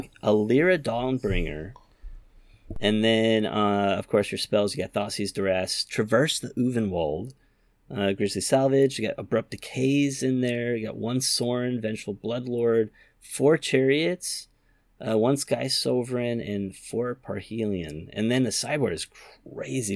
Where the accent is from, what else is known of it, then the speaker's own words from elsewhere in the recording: Yokohama, Kanagawa, Japan; Yokohama, my hometown